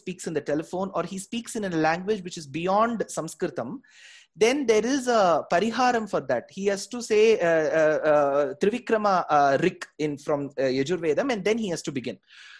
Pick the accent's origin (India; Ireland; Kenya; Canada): India; Bangalore, Karnataka; first language Tamil; English is a second language; I do at least 80% of my lectures in Tamil, sir, which is my mother tongue. And I've tried one or two in Kannada as well, because I was born and raised in Bangalore, and I've tried two in Hindi.